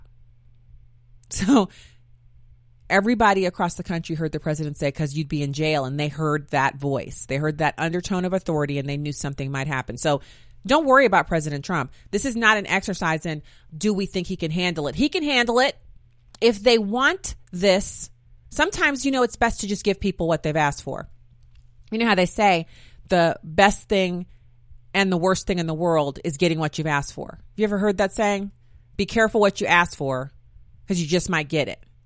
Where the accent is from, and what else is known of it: United States